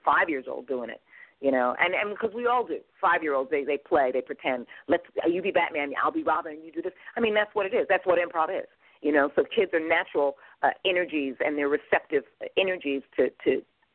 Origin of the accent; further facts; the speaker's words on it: New York, United States; moved away as an adult; I'm from New York